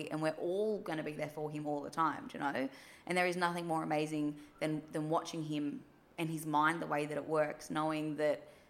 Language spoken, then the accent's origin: English; New South Wales, Australia; especially like we moved to Western Australia and we're originally from New South Wales.